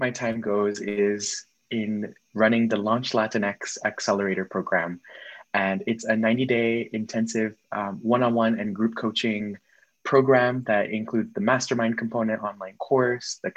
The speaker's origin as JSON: {"language": "English", "town": "Miami", "region": "Florida", "country": "United States", "tie": "born or raised there", "said": "I'm originally from Miami, Florida, born and raised"}